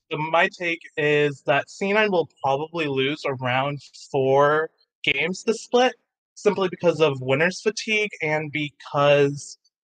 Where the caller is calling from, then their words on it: Dallas, Texas, United States; Dallas, Texas.